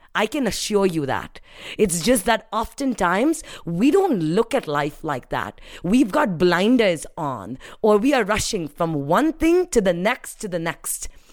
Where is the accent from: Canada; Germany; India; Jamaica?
India; first language Hindi; English is a second language; moved away as an adult; now in United States; I was happy growing up in India